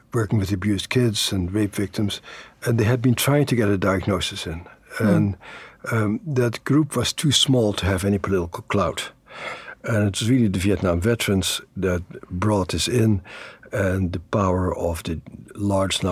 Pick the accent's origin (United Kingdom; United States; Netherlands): Netherlands; moved away; the uncles and my father who I grew up with in the Netherlands after the Second World War